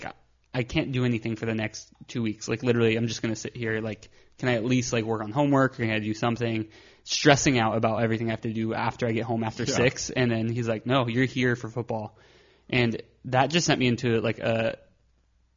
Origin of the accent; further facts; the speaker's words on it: Victorville, California, United States; also born or lived in Phoenix, Arizona / Azusa, California; now in Long Beach, United States; moved up to the high desert, Victorville, Apple Valley area